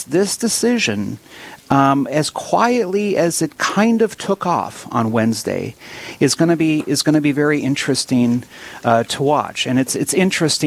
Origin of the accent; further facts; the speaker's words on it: Williston, North Dakota, United States; I'm born and raised in Williston